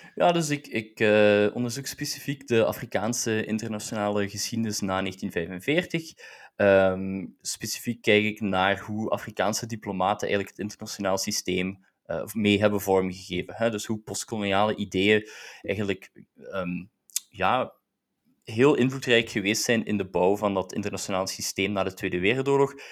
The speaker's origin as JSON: {"language": "Dutch", "country": "Belgium", "tie": "born or raised there", "said": "dus ik ben zelf Belg, hè, dus ik ben als Belg geboren"}